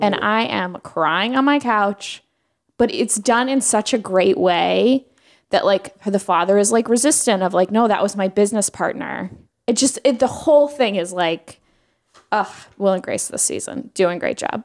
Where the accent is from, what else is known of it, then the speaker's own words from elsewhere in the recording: New York, United States; a New Yorker